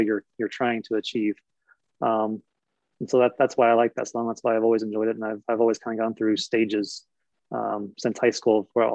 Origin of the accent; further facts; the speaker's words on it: Indiana, United States; I grew up in Indiana